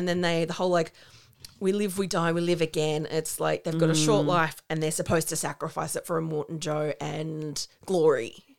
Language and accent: English; Australia; We're Australian.